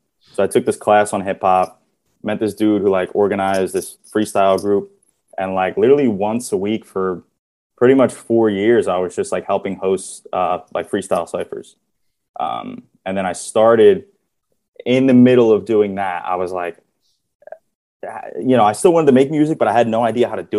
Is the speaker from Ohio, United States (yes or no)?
no; New Jersey, United States; now in Brooklyn, United States; I'm a rapper / producer based in Brooklyn. I'm from South Jersey, not the greatest place, but we're here in Brooklyn now